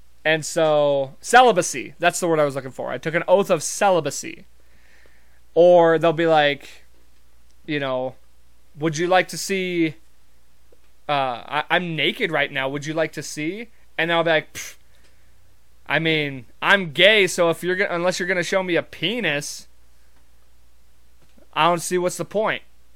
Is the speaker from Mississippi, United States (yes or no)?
no; Montana, United States; I'm from Montana.